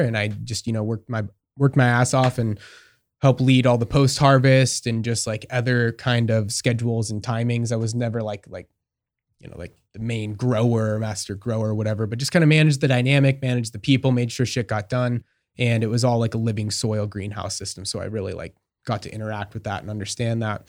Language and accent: English; Marcola, Oregon, United States; I'm from Oregon. I grew up outside Eugene, in a s, in a small town called Marcola